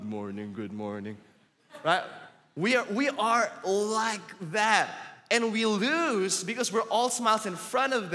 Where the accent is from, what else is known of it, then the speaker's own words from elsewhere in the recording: Philippines; I'm Filipino and I'm raised up in a culture where we are all passive aggressive